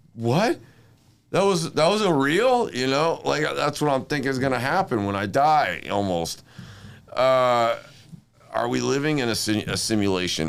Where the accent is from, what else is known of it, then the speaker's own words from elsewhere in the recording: Inglewood, California, United States; I was born in Inglewood